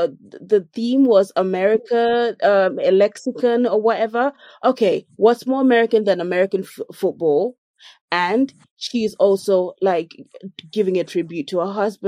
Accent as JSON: {"language": "English", "country": "Jamaica", "said": "I'm a Jamaican. Sorry. She should have known she's bringing violence. I'm a Jamaican."}